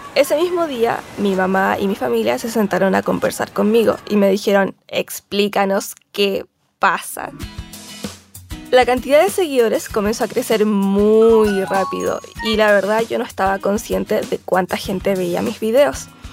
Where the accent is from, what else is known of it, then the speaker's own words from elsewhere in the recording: Santiago, Santiago Metropolitan Region, Chile; moved away as an adult; now in Mexico; Nací en Santiago